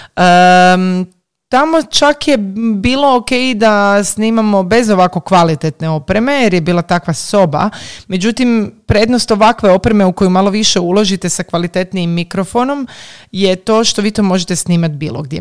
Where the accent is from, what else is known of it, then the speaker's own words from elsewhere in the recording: Zagreb, City of Zagreb, Croatia; kod nas u Zagrebu